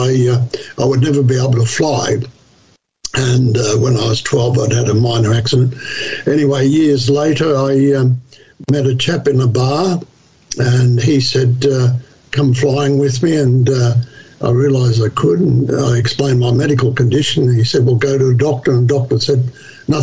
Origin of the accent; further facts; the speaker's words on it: Quakers Hill, New South Wales, Australia; I grew up in Quakers Hill, which was the base for Schofield's aerodrome